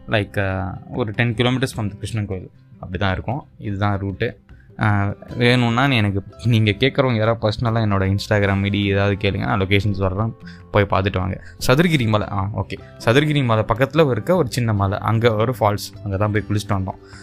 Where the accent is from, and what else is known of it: India